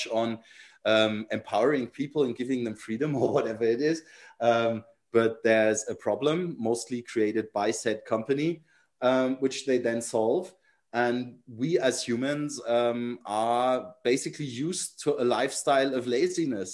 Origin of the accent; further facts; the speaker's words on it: Nuremberg, Bavaria, Germany; I was from Nuremberg or the Nuremberg area